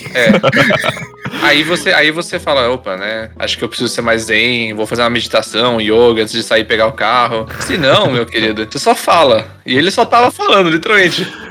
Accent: Bragança Paulista, São Paulo, Brazil; sou de Bragança

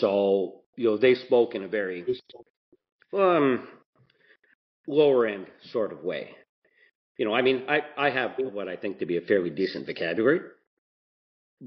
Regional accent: Mississauga, Ontario, Canada; where I grew up in Port Credit.

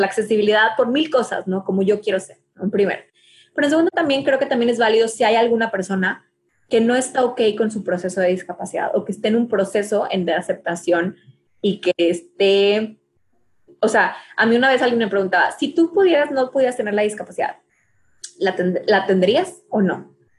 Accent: Mexico; me identifico como mexicana

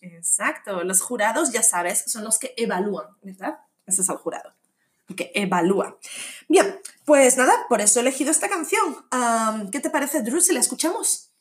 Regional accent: Asturias, Spain; moved away; yo soy de Asturias

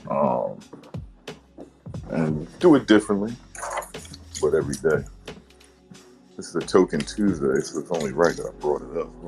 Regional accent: Maryland, United States; Good morning, stereo. I'm from Maryland.

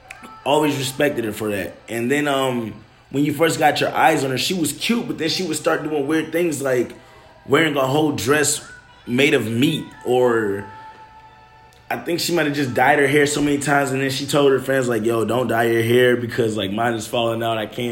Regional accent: Detroit, Michigan, United States; I come from Detroit.

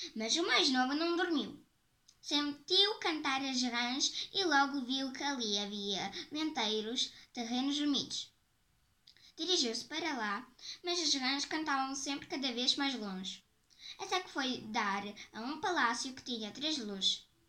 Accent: Portugal; tenho 10 anos e eu sou portuguesa.

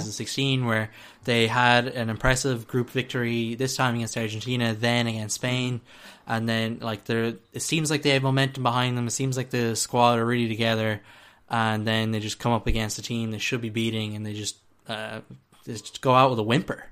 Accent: Ireland; as we're Irish

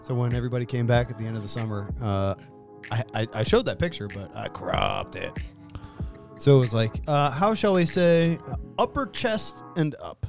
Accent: Pennsylvania, United States; moved away; I grew up in Pennsylvania on the Allegheny

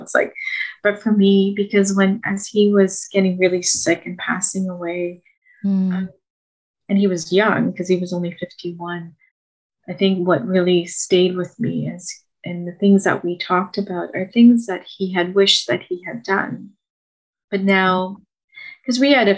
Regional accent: Mauritius, Ontario, Canada; first language French; English is a second language; I grew up in Mauritius, a little island off the coast of Madagascar, you know, in the middle of the Indian Ocean. I came to Canada at the age of 6, December of 1978

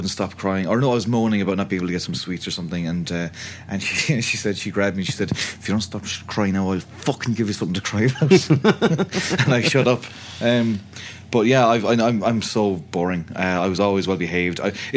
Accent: County Clare, Munster, Ireland; I grew up in County Clare, which is it's on the west coast of the country.

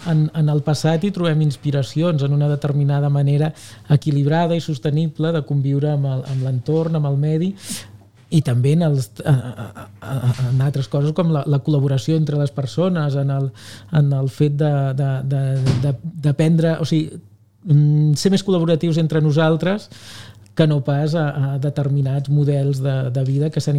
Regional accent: Abrera, Catalonia, Spain; O sigui, jo soc mm, net, bueno, o, o net, net, fill eh, i germà de pagesos. Eh? Uh, som d'Abrera.

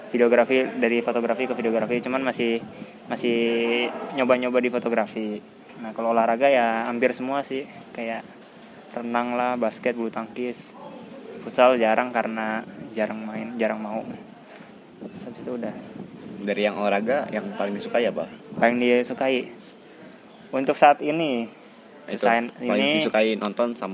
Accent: Tangerang, Banten, Indonesia; dari kecil dari dari lahir sampai SMA Tangerang dan kuliah di Semarang.

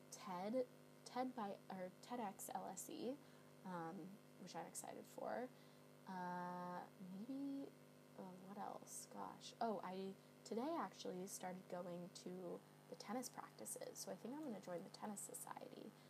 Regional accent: Bay Area, California, United States; moved away as an adult; now in London, United Kingdom; I'm from the Bay Area.

